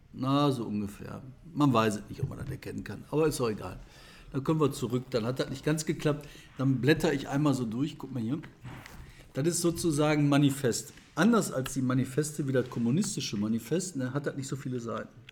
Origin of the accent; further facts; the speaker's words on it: Bottrop, North Rhine-Westphalia, Germany; aus meiner Heimatstadt Bottrop